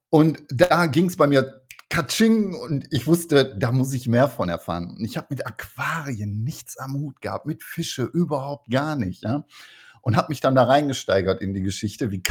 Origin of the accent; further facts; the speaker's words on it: North Rhine-Westphalia, Germany; ich bin ja ein Kind des Ruhrpots und ähm, im Ruhrpott hieß es immer, du musst erstmal einen vernünftigen Handwerksberuf machen